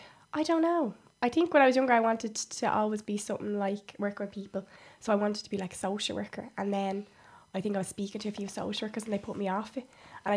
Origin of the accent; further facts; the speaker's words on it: Leixlip, County Kildare, Ireland; Obviously, I'm from Leixlip, so I travel in every day.